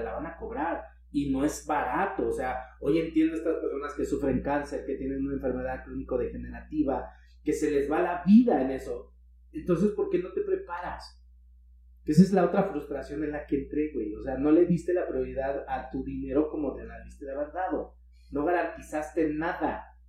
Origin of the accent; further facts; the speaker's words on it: Mexico City, Mexico; moved away; Yo soy de DF.